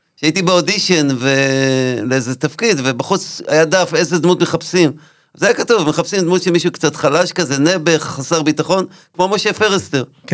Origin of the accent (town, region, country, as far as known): Nahariya, Northern District, Israel; born or raised there; moved away